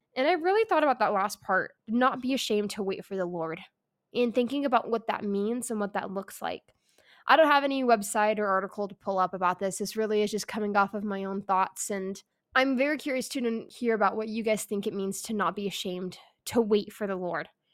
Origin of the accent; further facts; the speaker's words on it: California, United States; I grew up in California So, not, not a Utah area